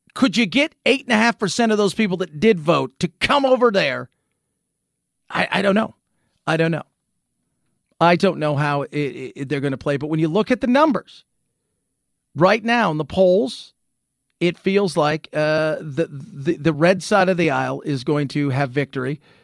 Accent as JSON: {"language": "English", "town": "Long Beach", "region": "California", "country": "United States", "tie": "born or raised there", "said": "I grew up in Long Beach, Strong Beach, California."}